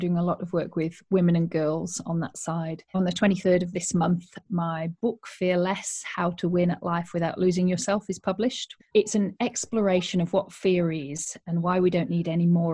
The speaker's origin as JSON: {"language": "English", "region": "Yorkshire and the Humber", "country": "United Kingdom", "tie": "born or raised there", "also_born_or_lived": "Australia", "moved": "as an adult", "said": "I am originally a Yorkshire woman. I grew up in Yorkshire and went to university here"}